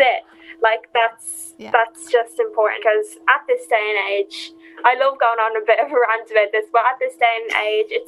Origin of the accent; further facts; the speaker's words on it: Dublin, Leinster, Ireland; I'm from Tala